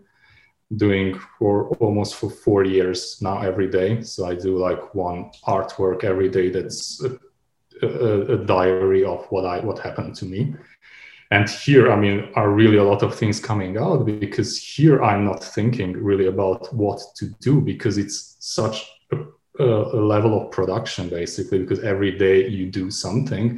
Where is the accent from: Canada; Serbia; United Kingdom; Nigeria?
Serbia; Subotica, Vojvodina; moved away as an adult; also born or lived in Belgrade / Novi Sad; now in Berlin, Germany; my hometown Subotica